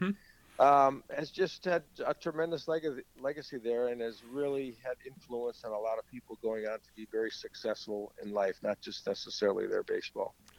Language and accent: English; St. Paul, Minnesota, United States; grown up in St. Paul